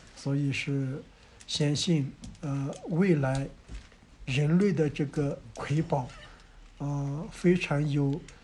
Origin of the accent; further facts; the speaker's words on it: China; 我是土生土长的卢克夫摩梭人